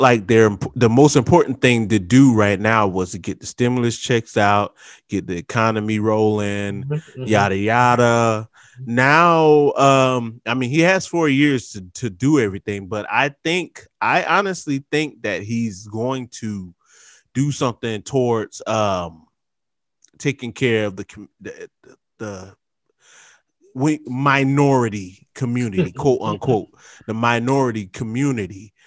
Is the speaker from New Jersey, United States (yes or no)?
yes; Trenton, New Jersey, United States; I'm from Trent